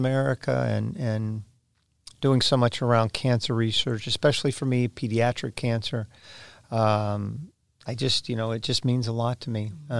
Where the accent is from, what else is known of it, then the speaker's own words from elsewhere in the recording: Florida, United States; Well, I was born and raised in Florida, Kim. I'm a third-generation Floridian and literally learned how to swim before I learned how to walk.